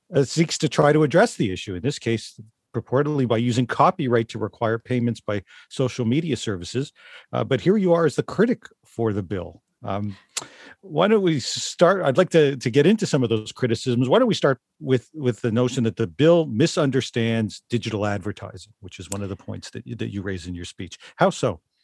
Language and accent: English; Toronto, Ontario, Canada; growing up in Toronto